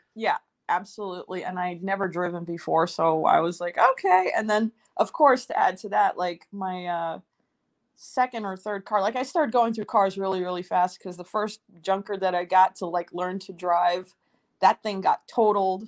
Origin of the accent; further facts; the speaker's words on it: New York City, New York, United States; moved away as an adult; also born or lived in Moscow, Russia; now in Los Angeles, United States; I was born in Moscow, and then my family emigrated to the US when I was four years old, and I grew up in New York City